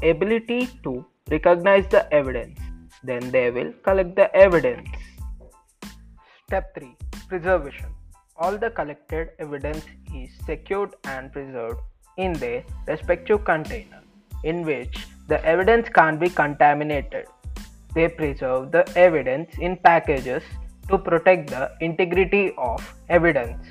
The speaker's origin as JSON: {"language": "English", "town": "Hyderabad", "region": "Telangana", "country": "India", "tie": "born or raised there", "said": "I'm from Hyderabad, Telangana, where I was born and brought up."}